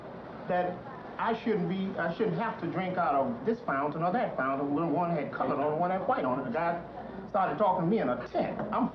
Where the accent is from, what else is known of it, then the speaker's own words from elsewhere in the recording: North Carolina, United States; I told him I was from North Carolina.